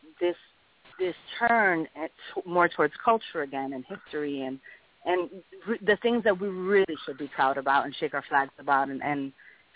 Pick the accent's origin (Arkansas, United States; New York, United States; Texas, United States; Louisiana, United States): New York, United States; New York City; my entire life, being a New Yorker, being a Bronx kid, El Barrio kid, the Puerto Rican Day Parade was a major part of the year for me